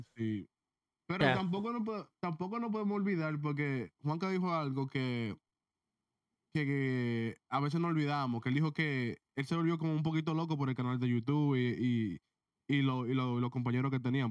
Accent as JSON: {"language": "Spanish", "country": "Dominican Republic", "said": "yo soy dominicano"}